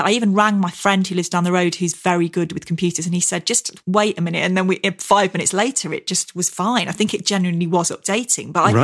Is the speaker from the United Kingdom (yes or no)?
yes; near Cromford, East Midlands, United Kingdom; a bookshop near my hometown called Scarden Books in Cromford